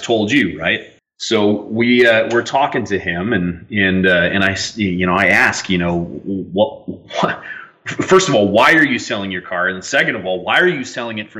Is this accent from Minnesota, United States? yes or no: yes; Minnesota, United States; I grew up in Minnesota